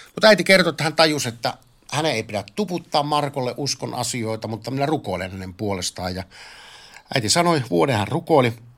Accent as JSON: {"language": "Finnish", "town": "Varkaus", "region": "North Savo", "country": "Finland", "tie": "born or raised there", "moved": "yes", "said": "Minä olen Varkaudesta kotoisin."}